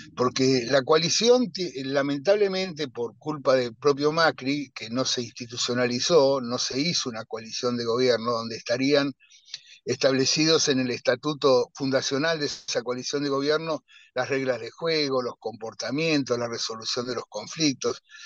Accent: Argentina

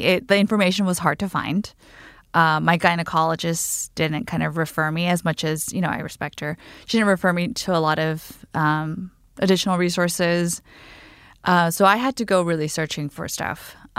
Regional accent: Guam; now in New York City, United States; I am a 33-year-old single woman in New York City. I grew up on Guam

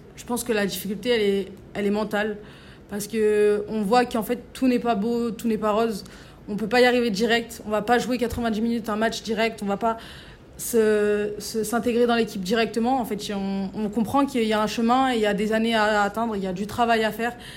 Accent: Valence, Auvergne-Rhône-Alpes, France; now in Lyon, France; quand on vient d'une petite ville comme ça, qu'on vient de Valence

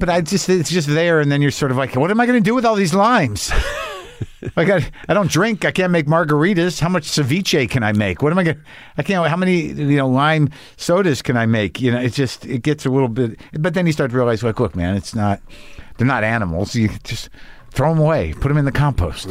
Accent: Albuquerque, New Mexico, United States; also born or lived in Boston; now in Los Angeles, United States; I grew up in New Mexico

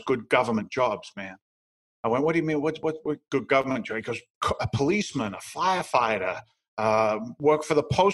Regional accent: England, United Kingdom; moved away as an adult; now in United States; I'm from England originally. I'm an immigrant to the United States

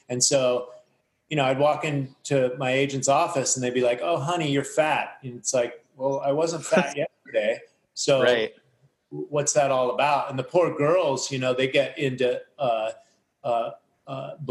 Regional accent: United States; as an American, I was eating commercial food.

